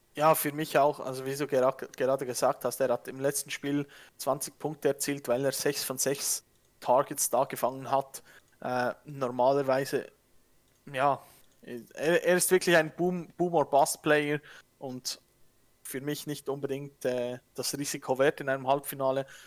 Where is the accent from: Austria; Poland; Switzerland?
Switzerland; accent: Swiss; Ich bin am, am Dialekt her, ich bin Schweizer